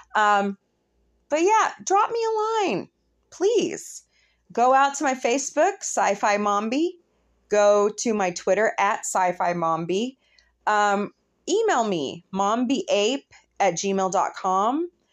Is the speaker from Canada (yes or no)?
no; United States